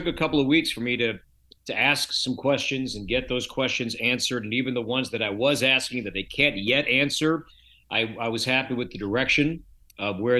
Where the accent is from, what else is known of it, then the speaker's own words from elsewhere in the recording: Chicago, Illinois, United States; moved away as an adult; now in Minnesota, United States; I grew up in the Chicagoland area